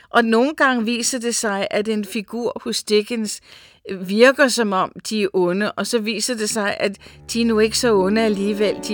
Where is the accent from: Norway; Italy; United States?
United States; Jeg voksede op i Amerika, og jeg kan huske, at jeg var igen en 10-11 år, da vi var oppe i Los Angeles